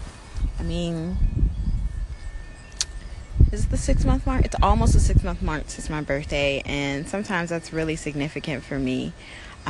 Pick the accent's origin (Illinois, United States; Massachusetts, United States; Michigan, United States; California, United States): Illinois, United States; Chicago; moved away as an adult; now in Los Angeles, United States; I'm in Chicago, my hometown.